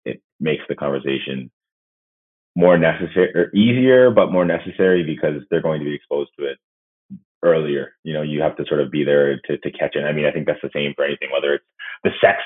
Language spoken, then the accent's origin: English; London, Ontario, Canada; moved away; also born or lived in Ottawa; we grew up in White Oak area, which is in sort of Pond Mills area